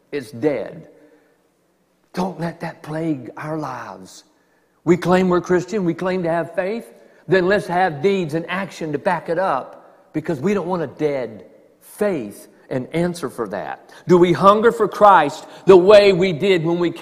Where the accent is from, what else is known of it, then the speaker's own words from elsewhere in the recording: the South, United States; I'm from the South